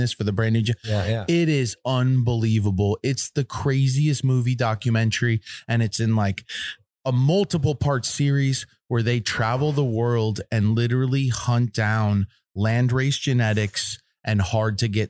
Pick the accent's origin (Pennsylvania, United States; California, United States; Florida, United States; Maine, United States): Florida, United States; I grew up in Florida, early 2000s when I started cultivating